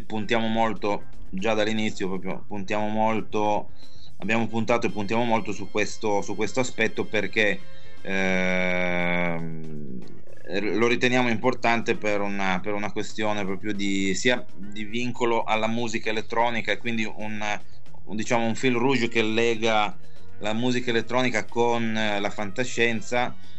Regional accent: Milan, Lombardy, Italy; sono di Milano

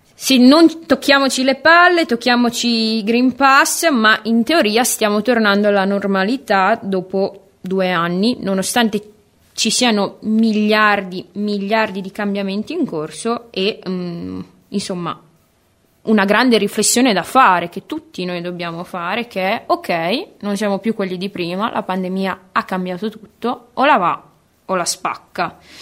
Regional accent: Bologna, Emilia-Romagna, Italy; bolognese doc dell'Ariete, per la precisione bolognese quartiere Mazzini

